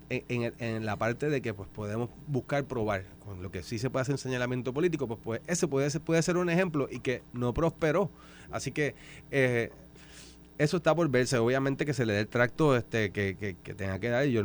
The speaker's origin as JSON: {"language": "Spanish", "town": "Aguada", "country": "Puerto Rico", "said": "Yo sí, yo soy de Aguada"}